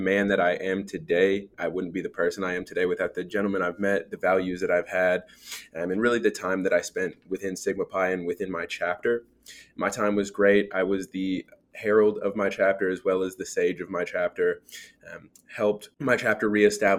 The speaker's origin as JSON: {"language": "English", "town": "Dallas", "region": "Texas", "country": "United States", "also_born_or_lived": "Arkansas", "moved": "yes", "said": "I'm originally from Dallas, Texas"}